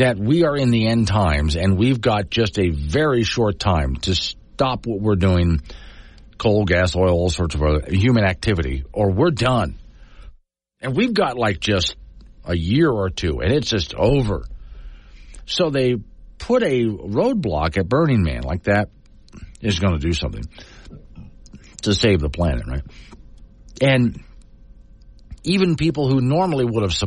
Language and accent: English; United States; I'm an American in America